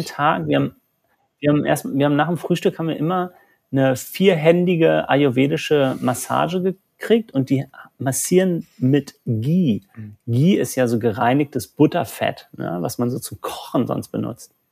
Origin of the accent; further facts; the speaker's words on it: Germany; Bei uns in Deutschland